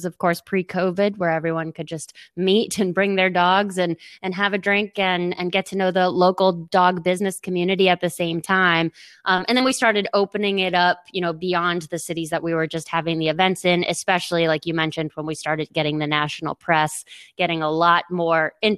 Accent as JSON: {"language": "English", "town": "Boston", "region": "Massachusetts", "country": "United States", "lives_now": "New Orleans, United States", "said": "We're originally from Boston, but our family's from down here."}